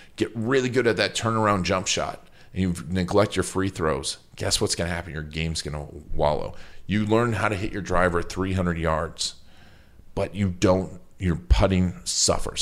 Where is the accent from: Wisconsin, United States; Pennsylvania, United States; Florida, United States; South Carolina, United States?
Wisconsin, United States; Milwaukee; Milwaukee's my hometown